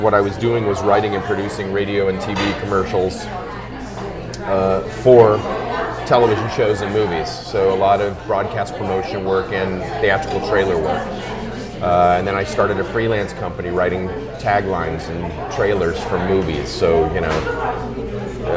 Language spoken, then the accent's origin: English; Tulsa, Oklahoma, United States; moved away as an adult; Francis Ford Coppola, who directed the film The Outsiders there in my hometown.